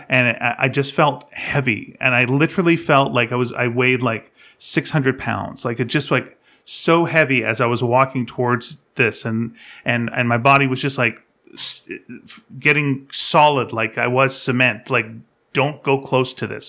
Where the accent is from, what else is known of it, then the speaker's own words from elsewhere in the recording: Canada; I'm Canadian